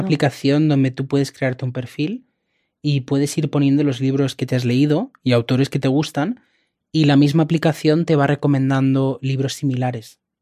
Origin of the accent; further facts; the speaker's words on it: Catalonia, Spain; first language Spanish; En mi casa siempre hemos hablado español, ¿no? Pero yo aprendí catalán en la escuela, de hecho en Cataluña se estudia siempre en catalán